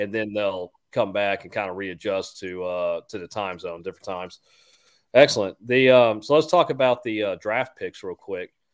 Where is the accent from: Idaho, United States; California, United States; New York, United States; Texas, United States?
Texas, United States; Houston; I'm from Houston